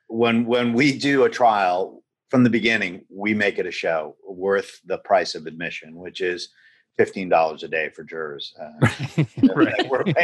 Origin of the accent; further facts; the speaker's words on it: Miami, Florida, United States; moved away as an adult; now in Los Angeles, United States; I'm from Miami originally. Okay. And I started my practice in 1995 in Miami. Then moved out here and opened the office in 2000.